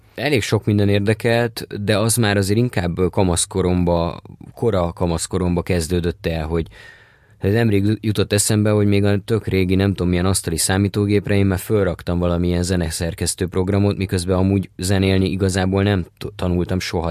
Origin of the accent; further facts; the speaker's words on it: Budapest, Hungary; Én Budapesten születtem, a harmadik kerületben éltünk, amíg a családi fészekben, addig éltem, addig végig a harmadik kerületben